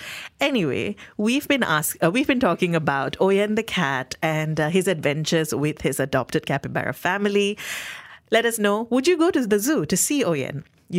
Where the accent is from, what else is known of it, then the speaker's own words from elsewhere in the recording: Malaysia; I went in for free because as a Malaysian, 30 days from your birth date, entry is free.